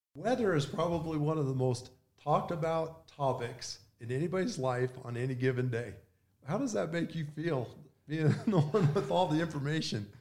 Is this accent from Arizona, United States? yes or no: yes; Flagstaff, Arizona, United States; Growing up in Flagstaff